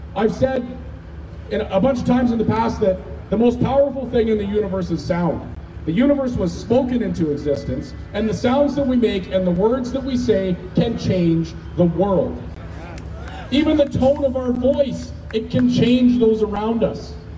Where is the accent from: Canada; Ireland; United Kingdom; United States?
Canada; As a Canadian